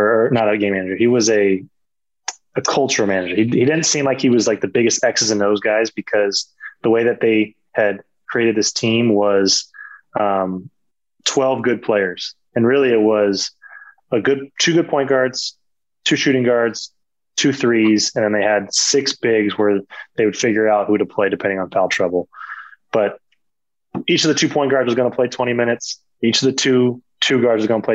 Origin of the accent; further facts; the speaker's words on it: California, United States; moved away as an adult; for a California kid